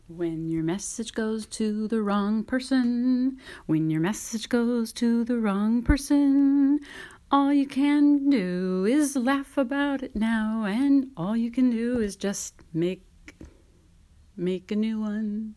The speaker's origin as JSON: {"language": "English", "region": "California", "country": "United States", "said": "I'm American and from California"}